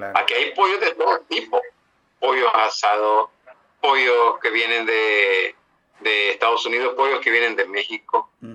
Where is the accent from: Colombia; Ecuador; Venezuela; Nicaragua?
Nicaragua; Esos somos los nicaragüenses